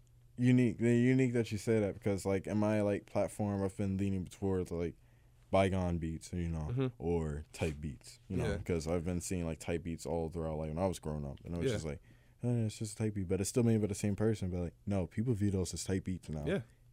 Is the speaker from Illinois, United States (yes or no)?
no; Atlanta, Georgia, United States; born there; So I was born in Atlanta. I go down to Atlanta, like, every other summer or something like